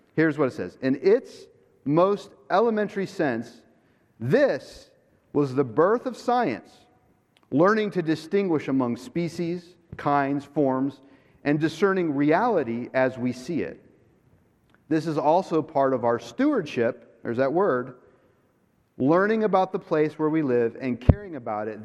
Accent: Jupiter, Florida, United States; I am from Florida, from Jupiter, Florida

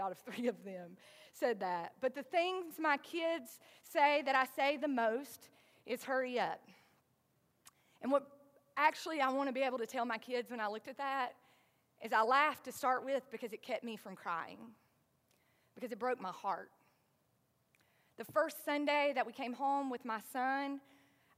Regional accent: the South, United States; accent: southern; my southern accent is going to say hairy sometimes instead of hurry

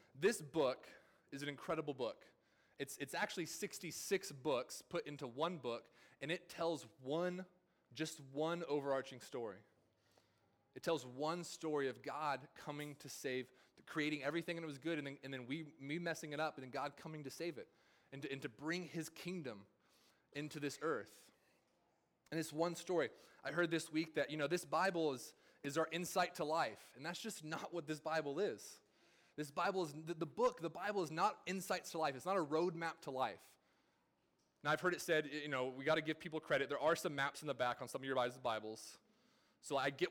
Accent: California, United States; now in the South, United States; in my time here in the South, I'm not from here. I'm from California

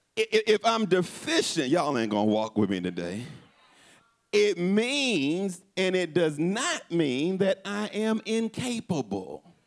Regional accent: Houston, Texas, United States; my hometown of Houston

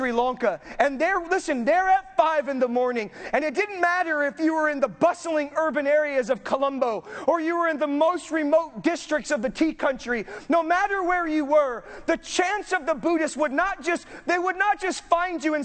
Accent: Southern California, United States; now in Northern California, United States; I grew up in Southern California.

